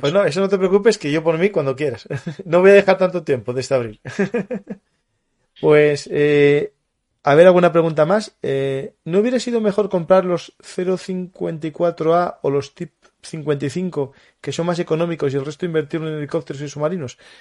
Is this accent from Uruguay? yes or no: no; Asturias, Spain; yo soy asturiano, ¿no? Y en Asturias teníamos, bueno, tenemos la fábrica de Trubia